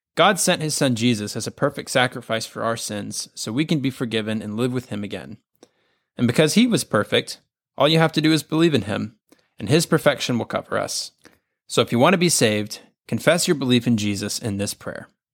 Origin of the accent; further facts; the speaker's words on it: the South, United States; Growing up in the South